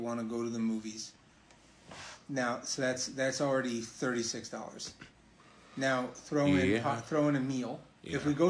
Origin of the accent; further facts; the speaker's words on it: Barcelona, Catalonia, Spain; I'm from Barcelona.